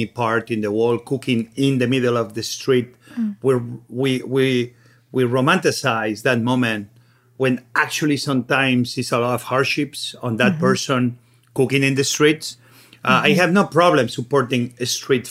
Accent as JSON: {"language": "English", "region": "Catalonia", "country": "Spain", "tie": "born or raised there", "said": "the little town where I grew up in Catalonia"}